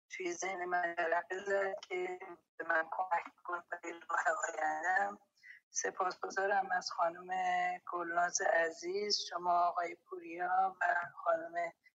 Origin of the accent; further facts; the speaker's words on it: Mazandaran, Iran; moved away as an adult; also born or lived in Gilan; من مازندرانیم و گیلانی نیستم و برای کار رفتم گیلان